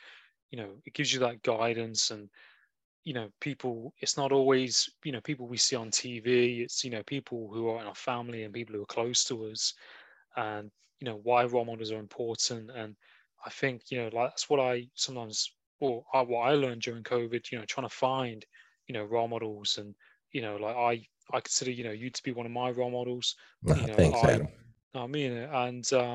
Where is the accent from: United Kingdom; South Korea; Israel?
United Kingdom; England; we're experiencing in England, like being British.